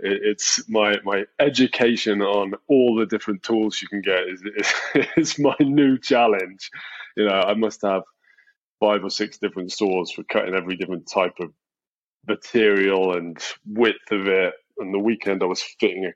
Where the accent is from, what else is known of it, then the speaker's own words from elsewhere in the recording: England, United Kingdom; moved away as an adult; now in United States; I'm English, and I've been in the US about 5 years.